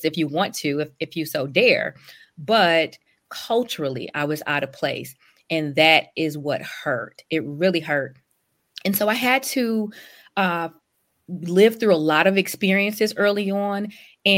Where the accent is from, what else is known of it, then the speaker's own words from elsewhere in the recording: Detroit, Michigan, United States; also born or lived in Europe; having been born and raised and grown up on the west side of Detroit